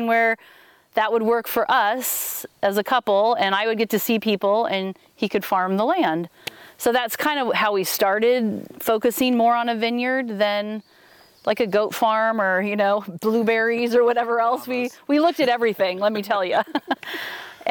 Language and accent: English; California, United States; moved away as an adult; now in Oregon, United States; I was born and raised in California. Didn't ever really go far.